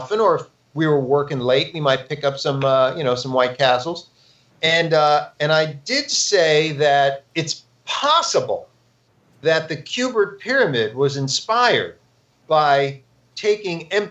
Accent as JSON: {"language": "English", "town": "New York City", "region": "New York", "country": "United States", "tie": "born or raised there", "also_born_or_lived": "Chicago", "moved": "yes", "said": "I grew up in New York City"}